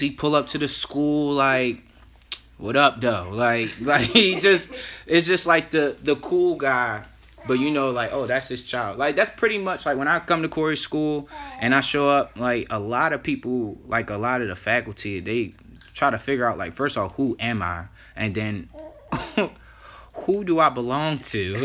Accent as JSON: {"language": "English", "area": "Baltimore County", "region": "Maryland", "country": "United States", "said": "it's Baltimore County forever"}